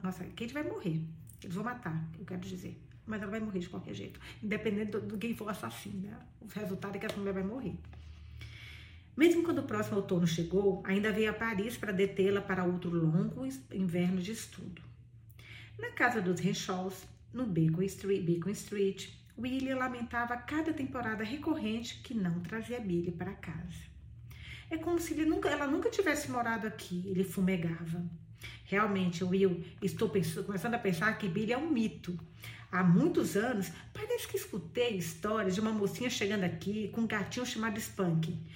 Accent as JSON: {"language": "Portuguese", "area": "near Bahia", "region": "Minas Gerais", "country": "Brazil", "said": "eu sou baiana. Baiana não, sou de Minas, perto da Bahia"}